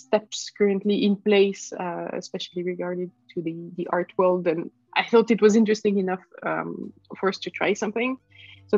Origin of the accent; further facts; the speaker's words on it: Switzerland; I'm from Switzerland